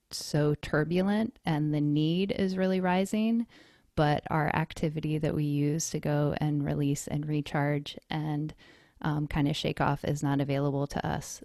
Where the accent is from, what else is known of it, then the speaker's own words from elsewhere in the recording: North Carolina, United States; moved away as an adult; also born or lived in Colorado; now in East Bay, California, United States; I was born and raised in North Carolina